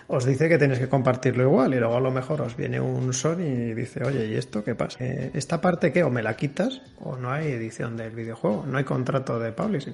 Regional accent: Valladolid, Castile and León, Spain; Yo soy también de Valladolid

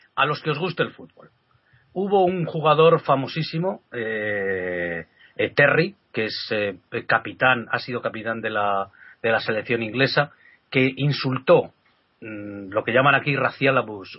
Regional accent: Spain; siendo español

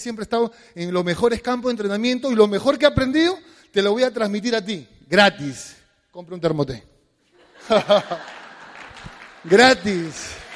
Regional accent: Lima, Peru; somos de San Martín de Porres

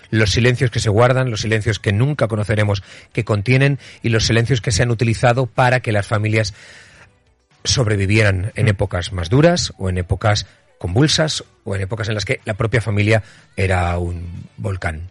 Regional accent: Utiel, Valencian Community, Spain; moved away; en Utiel, en mi pueblo, haciendo un programa para verano

